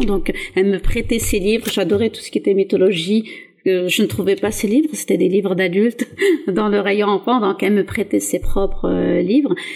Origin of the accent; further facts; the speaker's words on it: south-east France, France; moved away; also born or lived in Atlas, Morocco; je viens du sud-est de la France et c'est pas la région la plus ouverte. Donc, le Front National a souvent des scores très hauts dans mon village, mon ancien village